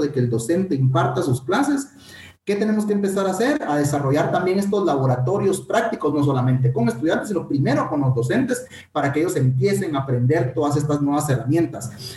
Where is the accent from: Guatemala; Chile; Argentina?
Guatemala; nuestro compatriota …